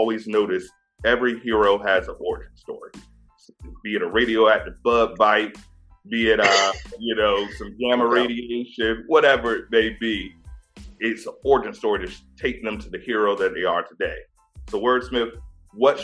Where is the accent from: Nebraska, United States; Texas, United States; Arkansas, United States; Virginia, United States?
Virginia, United States; I'm from Virginia